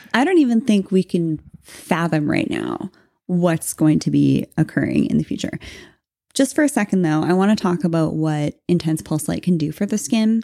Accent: Canada; we're Canadian.

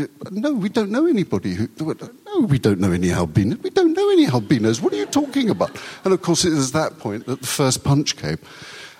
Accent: United Kingdom; first language Urdu; English is a second language; one grew up in a Britain that had an empire

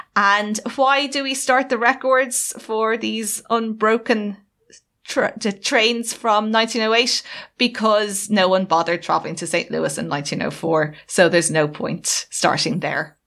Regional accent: Ireland; being Irish

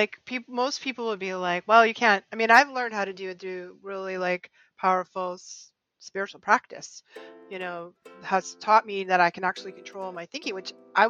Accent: New England, United States; I'm from New England and we're Puritans over here.

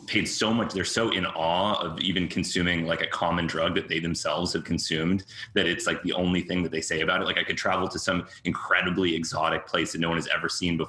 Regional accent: Cambridge, Massachusetts, United States; born or raised there; also born or lived in New York

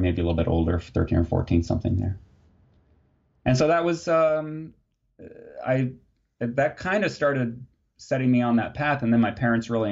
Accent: Muncie, Indiana, United States; I was born and grew up in Muncie, Indiana

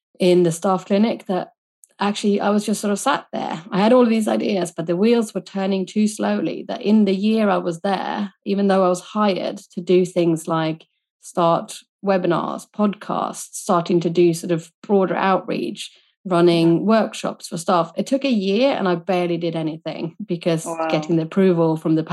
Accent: Sweden; moved away as an adult; now in United Kingdom; I was born and raised in Sweden

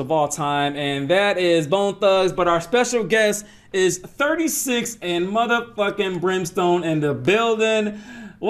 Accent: Atlanta, Georgia, United States; I'm originally from Atlanta, Georgia

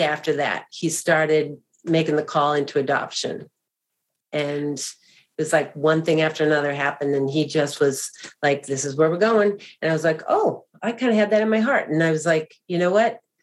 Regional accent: Boston, Massachusetts, United States; I grew up actually in Boston, Massachusetts, the greater Boston area

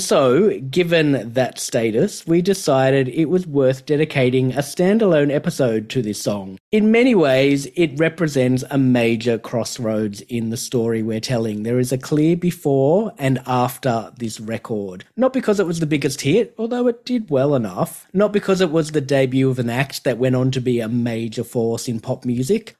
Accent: Australia; Growing up in Australia

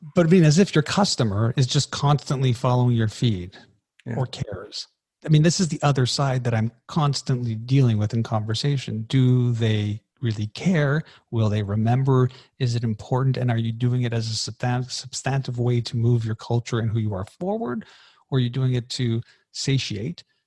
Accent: Canada; I'm Canadian.

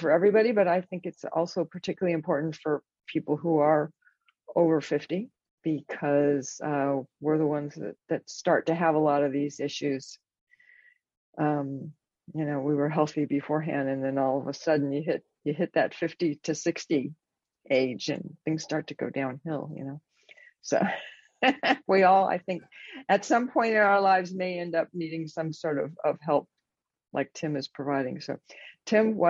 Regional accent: Los Angeles, California, United States; now in Northern California, United States; I'm from Los Angeles. I grew up there, moved up to Northern California

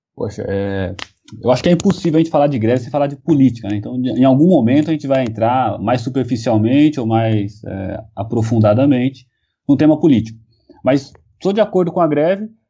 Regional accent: São Paulo, Brazil; eu sou de São Paulo e o sotaque não nega

